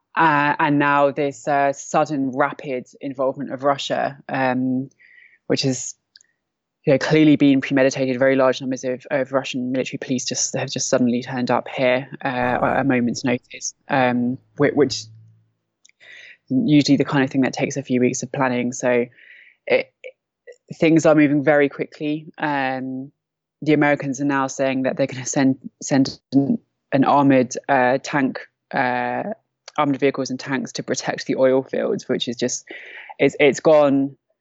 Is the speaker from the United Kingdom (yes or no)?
yes; London, United Kingdom; moved away as an adult; now in Derik, Syria; I'm from London. I'm 32